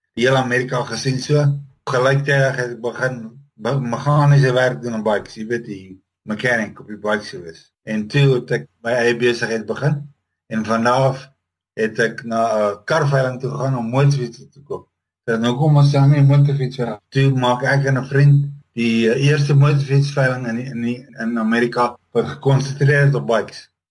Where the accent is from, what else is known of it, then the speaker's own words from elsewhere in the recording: Roodepoort, Gauteng, South Africa; moved away as an adult; also born or lived in Paarl area (garbled 'Paarlborg'); now in United States; Ek sê ek het in Paarlborg groot geword, maar eintlik in Johannesburg, Roodepoort area.